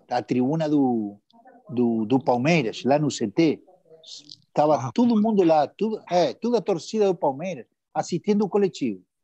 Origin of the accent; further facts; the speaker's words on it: Buenos Aires, Argentina; eu morei, morei a vida toda, cara. Eu sou de Liniers, cara, tá entendendo?